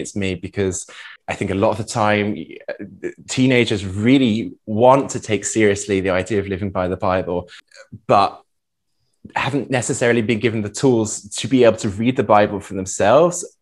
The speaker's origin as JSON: {"language": "English", "area": "Norfolk", "region": "East of England", "country": "United Kingdom", "tie": "born or raised there", "also_born_or_lived": "Vienna, Austria", "moved": "as an adult", "lives_now": "Bad Ischl, Austria", "said": "from 11 through 16, we lived in the east of England, in Norfolk"}